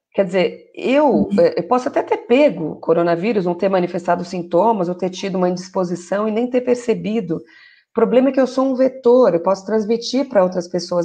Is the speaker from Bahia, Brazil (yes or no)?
no; São Paulo, Brazil; also born or lived in São Caetano do Sul; sou aqui de São Paulo, na verdade eu falo aqui de São Caetano do Sul